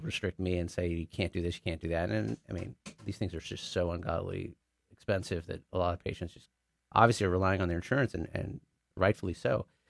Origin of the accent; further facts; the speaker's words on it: Richardson, Texas, United States; moved away as an adult; also born or lived in Austin / New York / New Jersey; I'm actually a born and raised, uh, Dallas boy. I was born and raised in Richardson